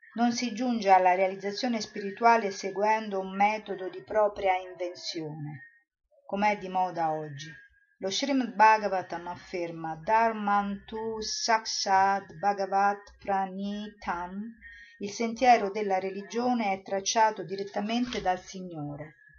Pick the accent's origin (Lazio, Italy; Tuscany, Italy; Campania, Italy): Lazio, Italy; Rome; io sono romana, sono andata a Roma